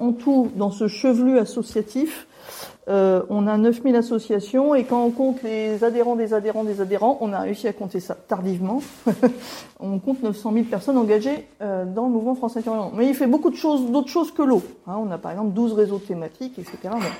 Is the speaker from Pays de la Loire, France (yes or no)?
yes; Nantes, Pays de la Loire, France; now in Angers, France; je suis de l'Ouest, hein, je suis de Nantes, d'origine. Ah, sécheresse de 76, j'avais 6 ans